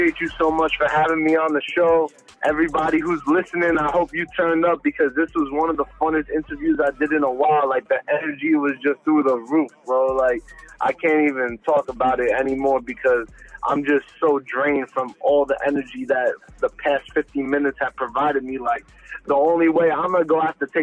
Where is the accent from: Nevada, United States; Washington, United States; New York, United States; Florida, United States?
New York, United States; New York City; now in Miami, United States; I'm from Brooklyn originally